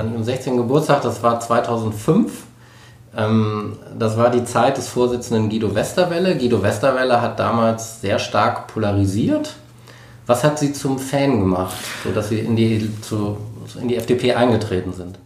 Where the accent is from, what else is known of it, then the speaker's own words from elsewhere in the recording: Rhineland, Germany; ich komme aus dem Rheinland